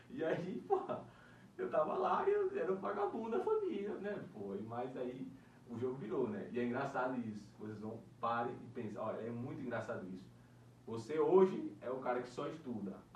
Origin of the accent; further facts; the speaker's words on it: Northeast Region, Brazil; now in Brasília, Brazil; E eu e você, cara, a gente veio lá, lá do Nordeste, né?